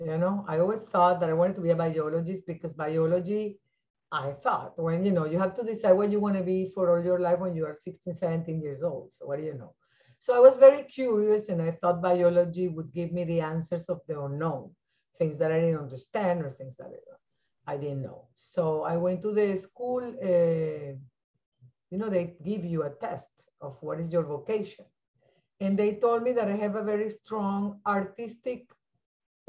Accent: Venezuela; moved away as an adult; now in United States; I was born in Venezuela

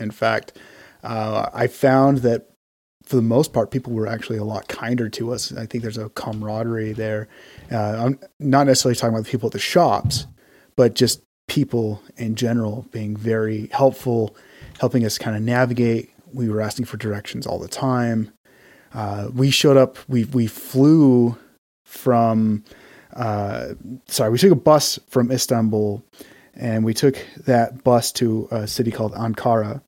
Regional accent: Utah, United States; also born or lived in Texas; We're both from Utah

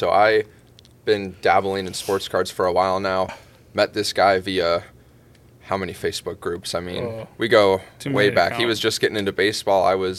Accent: Virginia, United States; moved away; also born or lived in Tampa / Colorado Springs / Denver; born and raised in Virginia, kind of been a little bit all over Tampa, Colorado Springs, Denver

